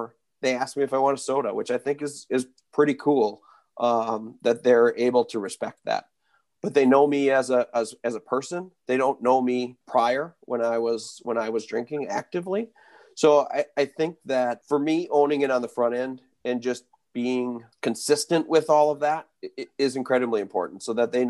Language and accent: English; Wisconsin, United States; I grew up in Wisconsin